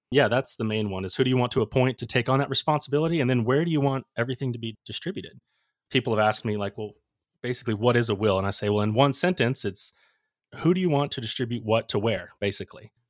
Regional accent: Ocala, Florida, United States; I wanted to work in my hometown, so I, I came back to Ocala

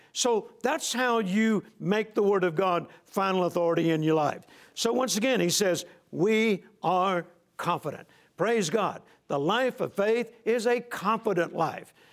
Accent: Shreveport, Louisiana, United States; hometown of Shreveport, Louisiana

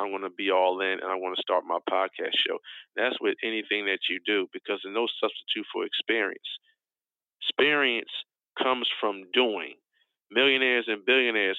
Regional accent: Philadelphia, Pennsylvania, United States; I'm originally from West Oak Lane in the city of Philadelphia, Pennsylvania

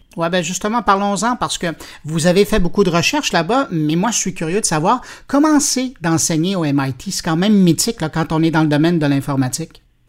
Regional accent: Quebec, Canada; chez nous, au Québec

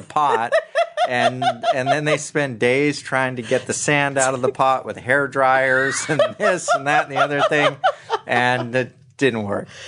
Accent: Santa Monica, California, United States; I grew up in Santa Monica

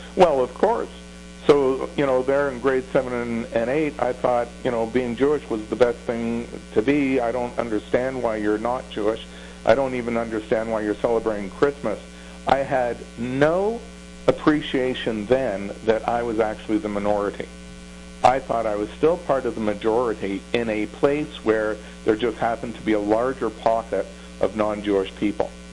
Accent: Toronto, Ontario, Canada; also born or lived in Thornhill, Ontario; in grade 7 and 8, we moved from Bathurst and Wilson to Thornhill, Ontario

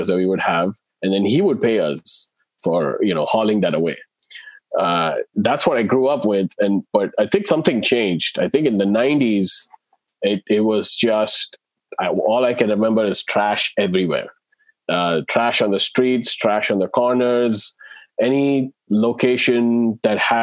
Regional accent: India; I grew up in India in, you know, in the 80s and 90s.

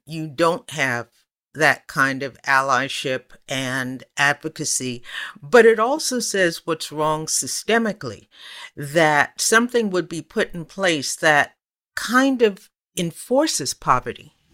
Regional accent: United States; accent: American

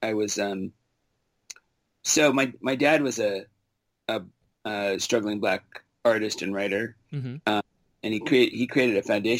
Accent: Los Angeles, California, United States; now in Oakland, United States; I'm from Los Angeles originally. I was born and raised there.

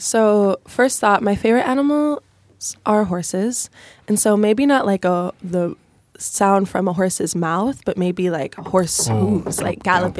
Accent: Chicago, Illinois, United States; I'm from Chicago.

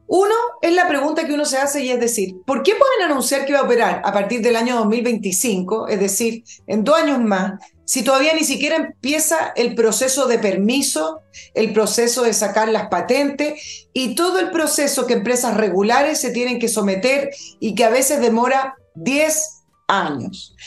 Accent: Chile; nuestro país

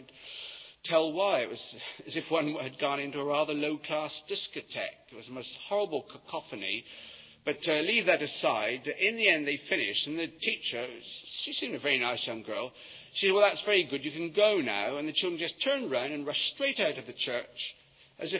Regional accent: Yeovil, South West England, United Kingdom; moved away as an adult; now in London, United Kingdom; I come from Yeovil. And when I was at school, until I left to come up to London, there'd been no work in Yeovil

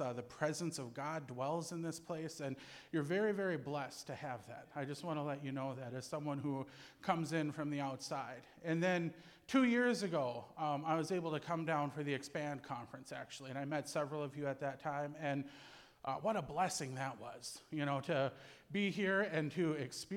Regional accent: Cass Lake, Minnesota, United States; So I was born and raised on the Leech Lake Indian Reservation in north central Minnesota.

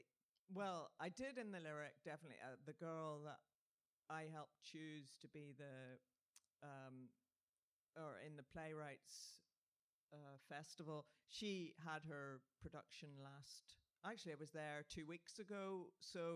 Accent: Northern Ireland, United Kingdom; I'm Northern Irish

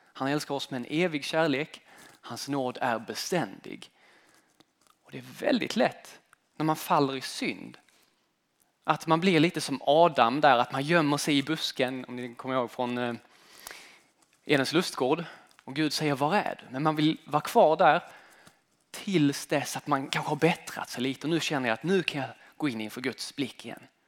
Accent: Sweden; moved away as an adult; also born or lived in United States; Det land som jag har växt upp i, den svenska kulturen.

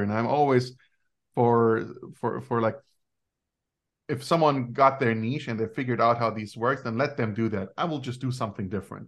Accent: Germany; I grew up in Germany and I'm, uh, a son of Greek immigrants.

